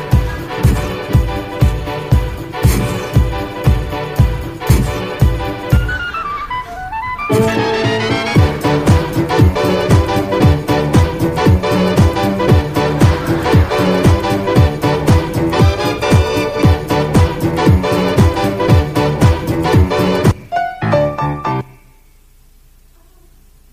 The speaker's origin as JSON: {"language": "English", "town": "Jacksonville", "region": "Florida", "country": "United States", "tie": "born or raised there", "said": "I grew up in Jacksonville, Florida"}